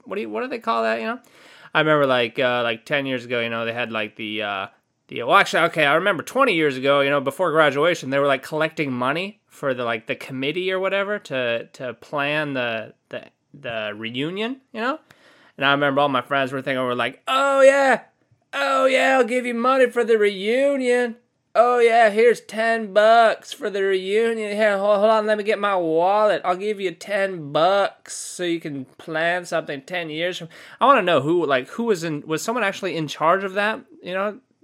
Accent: California, United States; I'm from California

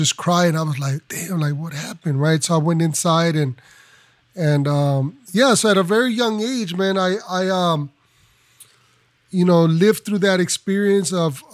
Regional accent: Los Angeles, California, United States; I am, as you mentioned, …, I'm from Los Angeles.

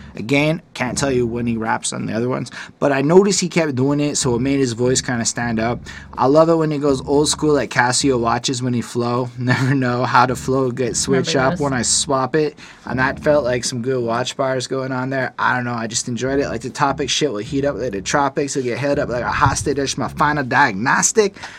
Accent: Canada; I'm a Canadian

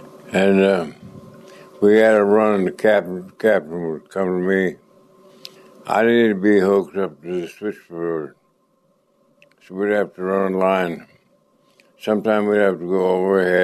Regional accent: Penrose, Colorado, United States; Penrose. Penrose

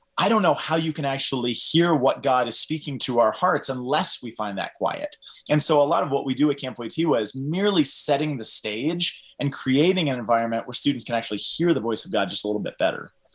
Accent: Boulder, Colorado, United States; growing up in Boulder, I, I, um, raised a Catholic

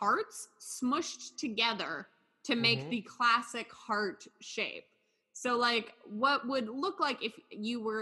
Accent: Oakland, California, United States; We grew up in, like, the Oakland area.

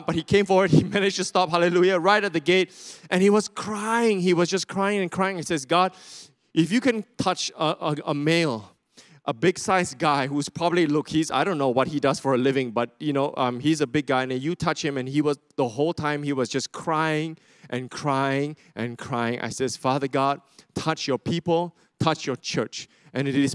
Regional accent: Sarawak, Malaysia; I'm from Sarawak, just in case you didn't know, these are my people.

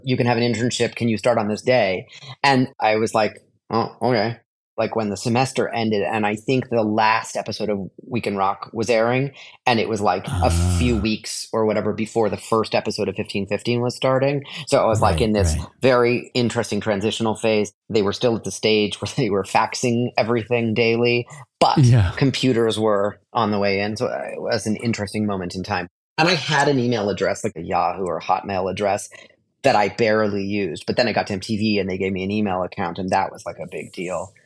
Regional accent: Canada; moved away as an adult; also born or lived in Los Angeles, United States / New York, United States; I was growing up in Canada

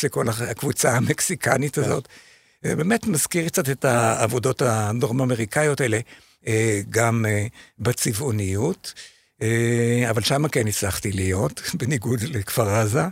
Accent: Shefayim, Central District, Israel; אני משפעים, נכון, כן. אני מקיבוץ שפעים

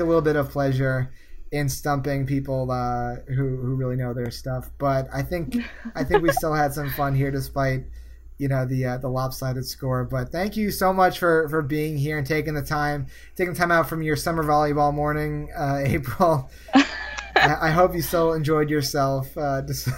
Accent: Northeast, United States; I'm from the Northeast

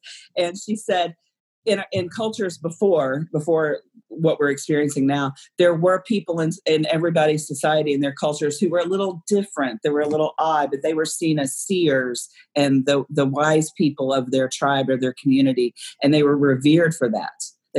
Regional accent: Kentucky, United States; I'm from Kentucky. So I understand about the not formal education, not exposure to the outside world.

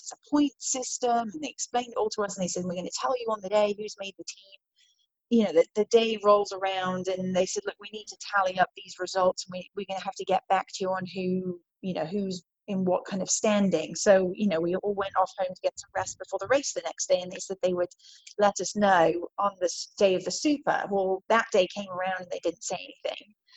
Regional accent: Worcestershire, West Midlands, United Kingdom; moved away as an adult; now in United States; I grew up in England in Worcestershire, which is in the West Midlands

